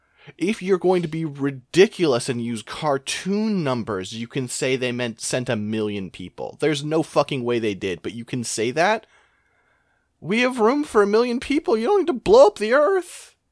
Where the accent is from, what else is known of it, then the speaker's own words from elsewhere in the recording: Los Angeles, California, United States; because I was born in Los Angeles